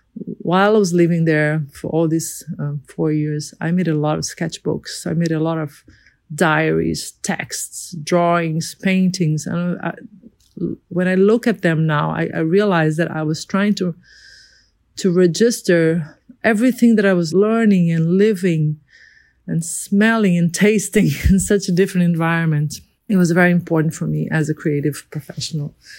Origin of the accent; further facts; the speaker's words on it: Rio de Janeiro, Brazil; I'm a designer from Brazil, born in Rio de Janeiro